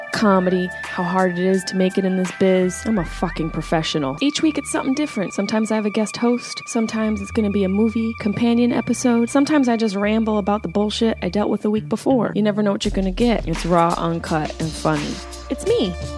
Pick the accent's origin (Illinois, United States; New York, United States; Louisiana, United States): New York, United States; Syracuse; accent: Syracuse; now in Los Angeles, United States; my Syracuse accent popping through thick, strong and thick